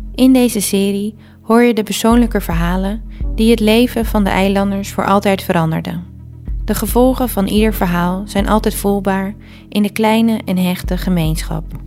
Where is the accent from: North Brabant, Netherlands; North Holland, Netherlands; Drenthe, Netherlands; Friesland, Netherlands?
Friesland, Netherlands; Terschelling; Terschelling. Het eiland waar ik ben opgegroeid.